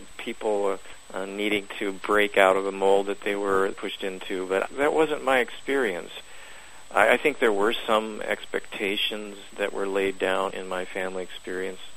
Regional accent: Council Bluffs, Iowa, United States; I was born in Council Bluffs, Iowa, which is across the Missouri River from Omaha

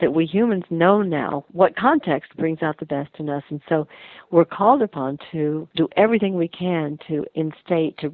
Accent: Texas, United States; I grew up in Texas

